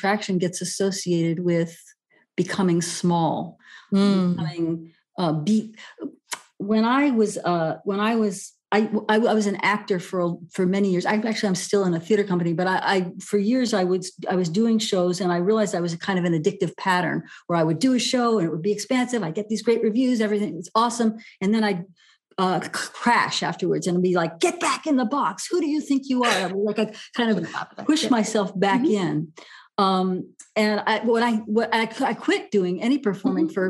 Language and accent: English; New York City, New York, United States; now in California, United States; I grew up in New York City where everything is always under construction